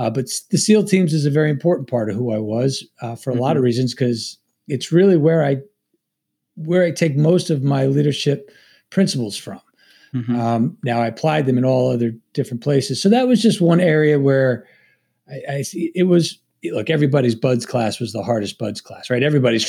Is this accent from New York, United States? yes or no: yes; Long Island, New York, United States; I'm a native New Yorker. I'm from Long Island, New York.